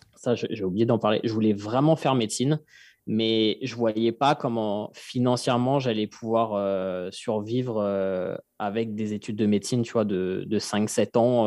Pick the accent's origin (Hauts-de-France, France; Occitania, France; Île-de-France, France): Île-de-France, France; Fresnes; j'ai grandi euh, à Fresnes dans le 94